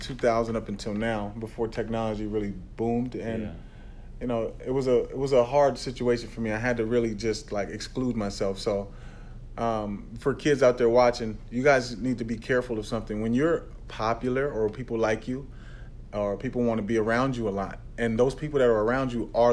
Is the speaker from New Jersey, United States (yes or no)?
no; Pasadena, California, United States; also born or lived in Tyler, Texas; I was born in Texas, but raised in Pasadena, California